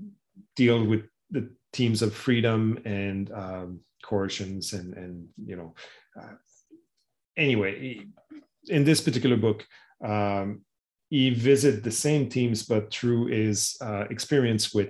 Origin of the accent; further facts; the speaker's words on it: Canada; as a Canadian